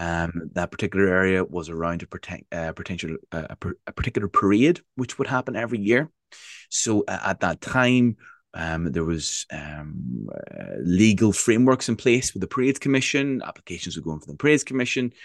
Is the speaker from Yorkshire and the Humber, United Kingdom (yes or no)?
no; Northern Ireland, United Kingdom; growing up in Northern Ireland